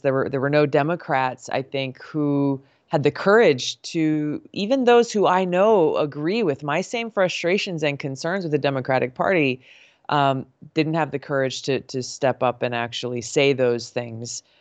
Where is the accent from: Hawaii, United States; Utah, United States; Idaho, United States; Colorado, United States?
Hawaii, United States; growing up in Hawaii